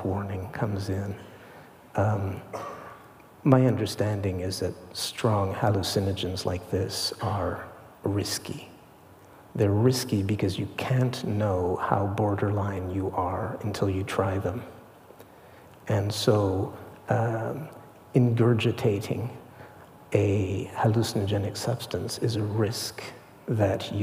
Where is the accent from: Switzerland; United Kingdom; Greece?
Switzerland; moved away; I grew up in Switzerland